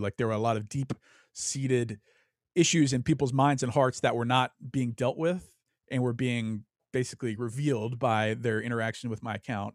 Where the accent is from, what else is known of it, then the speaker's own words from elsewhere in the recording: Louisiana, United States; I grew up in Louisiana, the South